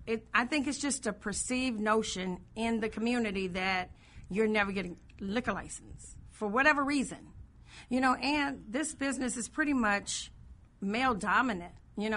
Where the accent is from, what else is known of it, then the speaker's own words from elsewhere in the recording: Illinois, United States; I grew up in Woodlawn.